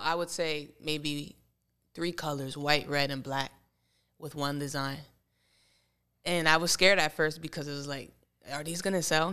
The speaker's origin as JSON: {"language": "English", "town": "Bethlehem", "region": "Pennsylvania", "country": "United States", "tie": "born or raised there", "said": "I grew up in Bethlehem"}